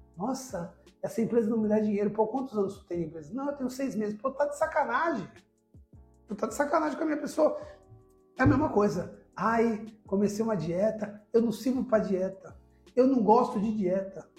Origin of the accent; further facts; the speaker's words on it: Brazil; eu sou brasileiro